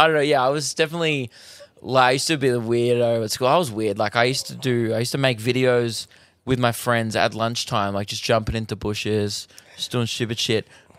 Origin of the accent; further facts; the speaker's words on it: Melbourne, Victoria, Australia; I'm from Melbourne.